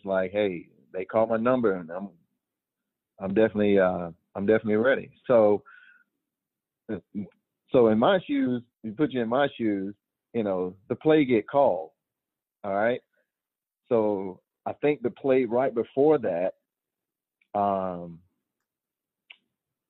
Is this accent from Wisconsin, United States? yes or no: no; Georgia, United States; moved away; I was a Georgia boy. I was born in Georgia.